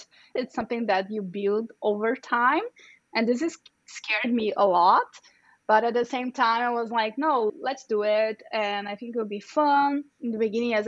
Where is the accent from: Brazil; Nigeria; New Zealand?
Brazil; first language Portuguese; English is a second language; moved away as an adult; also born or lived in São Paulo, Brazil; now in United States; I'm from Brazil. So my native language is Portuguese, it's not Spanish